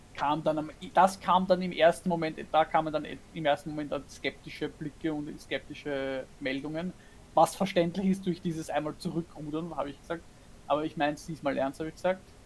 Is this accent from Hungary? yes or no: no; Austria; now in Germany; ich als Österreicherin bin offiziell ja eine Ausländerin in Deutschland